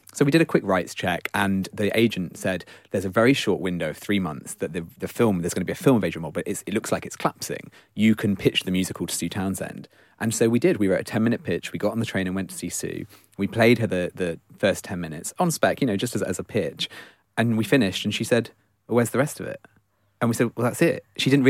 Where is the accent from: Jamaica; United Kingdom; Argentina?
United Kingdom; Nottingham, East Midlands; moved away; also born or lived in London; I'm from Nottingham. My whole family is from Leicester.